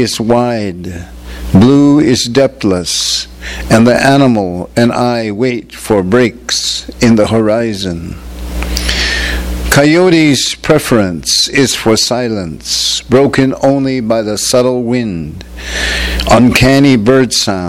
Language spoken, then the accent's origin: English; Acoma Pueblo, New Mexico, United States; also born or lived in Albuquerque, New Mexico; I'm from Acoma Pueblo in New Mexico. As some of you know, it's out west, you know, where I grew up in New Mexico, partly on the homeland, which is usually known as the Acoma Pueblo Reservation